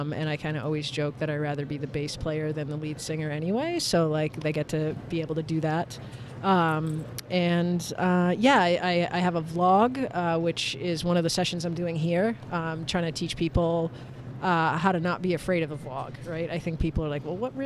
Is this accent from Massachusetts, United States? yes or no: yes; Massachusetts, United States; I'm also from Massachusetts